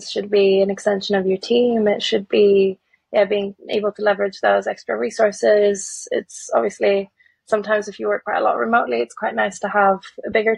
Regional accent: Sweden; accent: mixed accent; now in United Kingdom; I grew up in Sweden originally, so a bit of a mixed accent there

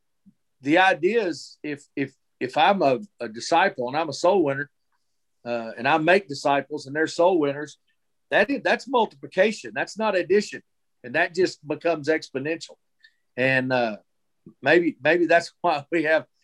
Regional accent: Texas, United States; I was born and raised here in Texas

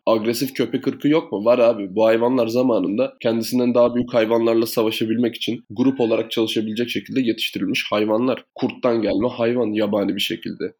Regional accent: Thrace, Turkey; biz Trakya'da büyüdük

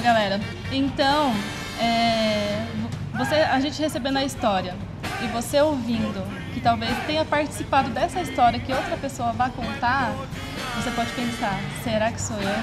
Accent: São Paulo, Brazil; eu sou paulista, paulista mesmo, não paulista de Ferraz.

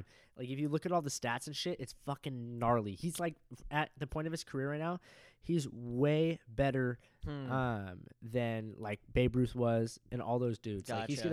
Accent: Huntington Beach, California, United States; I grew up in Huntington Beach

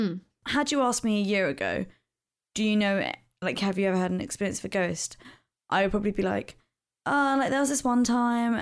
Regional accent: London, United Kingdom; I grew up in South East London, in a suburb, about 10 miles from the centre of London

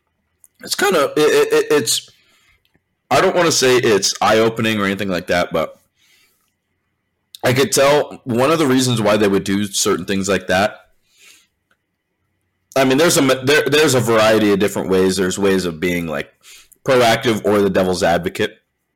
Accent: California, United States; I'm from California

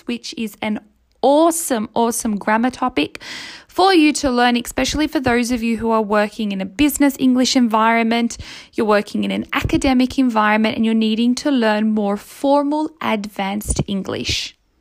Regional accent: Melbourne, Victoria, Australia; moved away as an adult; now in Rome, Italy; I, I grew up in Melbourne. Like, it's my country.

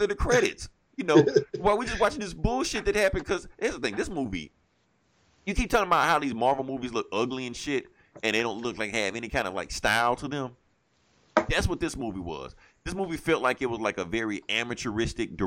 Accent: Vicksburg, Mississippi, United States; now in Jackson, United States; I stay in Mississippi. The movie wasn't even being shown in Vicksburg, my hometown

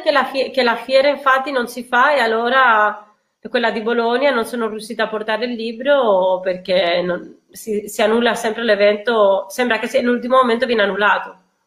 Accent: Spain; now in Italy; essendo spagnola

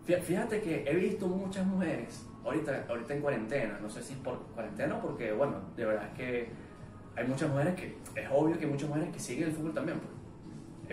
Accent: Venezuela; soy venezolano

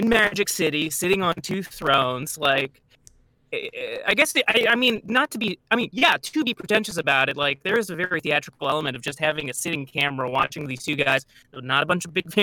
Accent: California, United States; moved away as an adult; also born or lived in Chicago; I am from California originally

